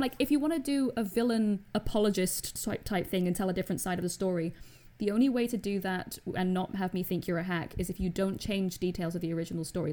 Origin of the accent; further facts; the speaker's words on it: Scotland, United Kingdom; I'm Scottish